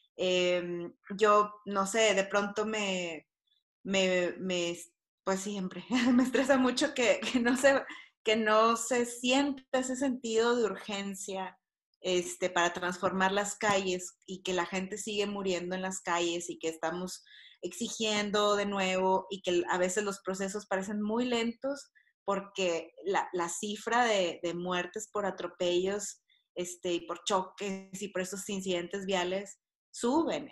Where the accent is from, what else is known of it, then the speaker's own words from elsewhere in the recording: Monterrey, Nuevo León, Mexico; moved away as an adult; now in Mexico City, Mexico; soy eh, regiomontana, tengo 10 años viviendo en la Ciudad de México